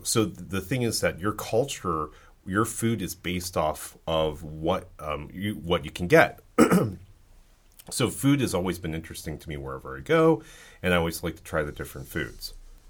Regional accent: United States

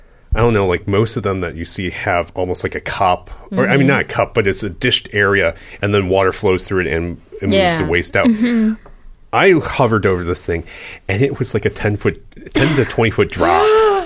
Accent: United States

